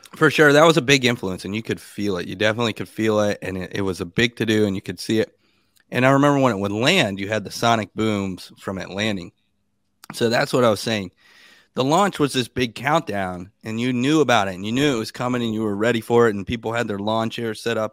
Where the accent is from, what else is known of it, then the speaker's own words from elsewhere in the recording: Sebastian, Florida, United States; I was born in a little town called Sebastian, Florida.